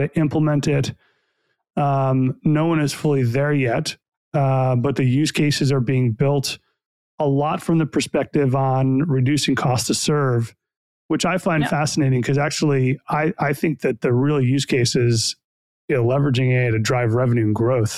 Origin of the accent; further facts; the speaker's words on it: New York, United States; I'm born and raised in New York, so I'm a New York sports fan.